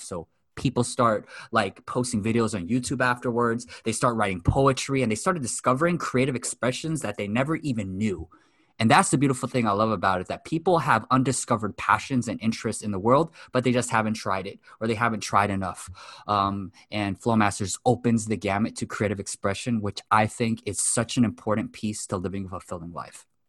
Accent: Los Angeles, California, United States; also born or lived in Japan; I'm born and raised in West Los Angeles, fourth generation Japanese American

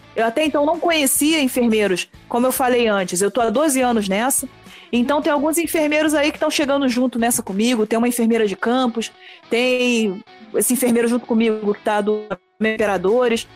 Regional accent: Rio de Janeiro, Brazil; sou natural do Rio

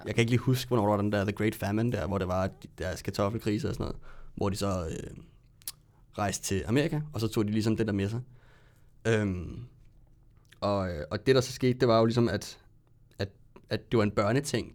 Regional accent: Ballerup, Capital Region of Denmark, Denmark; lidt længere ude på Ballup, hvor jeg kommer fra.

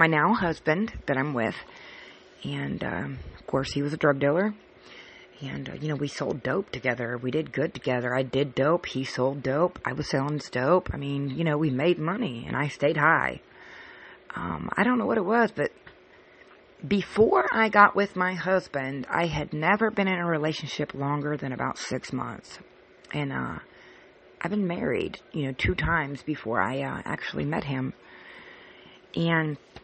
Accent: California, United States; moved away as an adult; now in Cincinnati, United States; I moved from California, which I was born and raised, to Cincinnati, Ohio

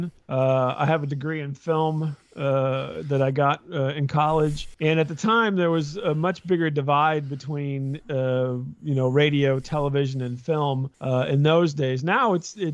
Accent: central Illinois, United States; I'm from Illinois, mm-hmm. not near Chicago, downstate Illinois, really central Illinois.

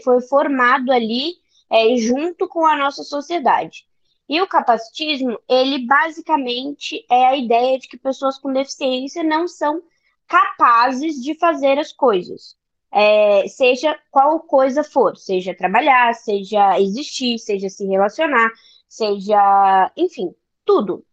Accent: São Paulo, Brazil; eu sou de São Paulo, são Paulo capital

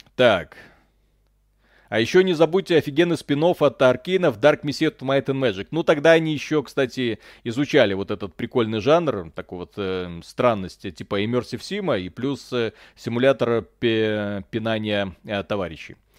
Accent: Belarus; я родился в Беларуси

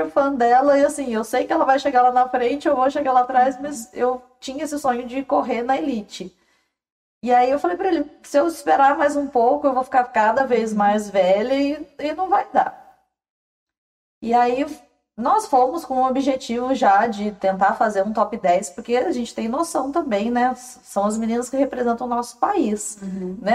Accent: Goiânia, Goiás, Brazil; Eu sou de Goiânia

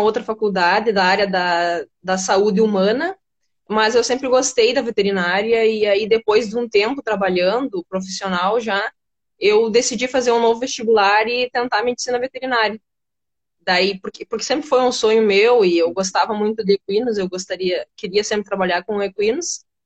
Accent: Rio Grande do Sul, Brazil; eu nasci aqui no Rio Grande do Sul mesmo

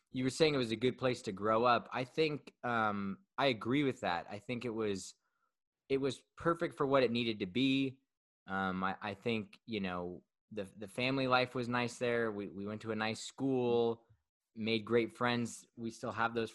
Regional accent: Fresno, California, United States; moved away as an adult; also born or lived in Santa Barbara, California; now in Denver, United States; I'm from Fresno, man. Like, I did go to school in Santa Barbara, but I'm from Fresno.

